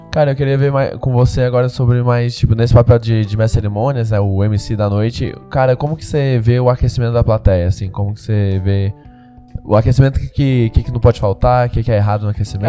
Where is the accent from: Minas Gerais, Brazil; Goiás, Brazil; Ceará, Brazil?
Goiás, Brazil; Goiânia; moved away as an adult; now in São Paulo, Brazil; eu sou de Goiânia